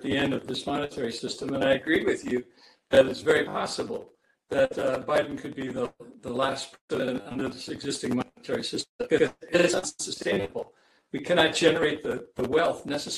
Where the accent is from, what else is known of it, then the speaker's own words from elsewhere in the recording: Ohio, United States; when I was growing up in Ohio in the 1950s